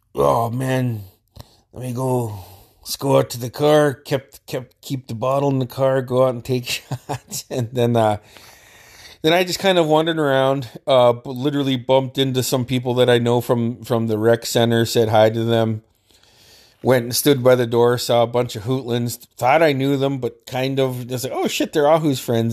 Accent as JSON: {"language": "English", "town": "Metlakatla", "region": "Alaska", "country": "United States", "tie": "born or raised there", "said": "we grew up together in Metlakahtla"}